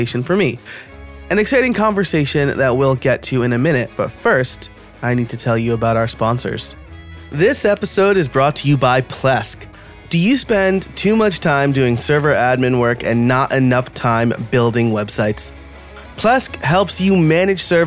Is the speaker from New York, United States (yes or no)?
yes; New York, United States; also born or lived in Scranton, Pennsylvania; now in Philadelphia, United States